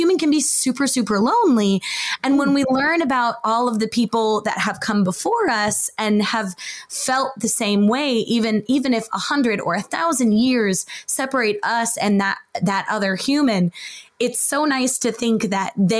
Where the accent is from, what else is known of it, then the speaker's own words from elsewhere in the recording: United States; my husband is Japanese and I'm American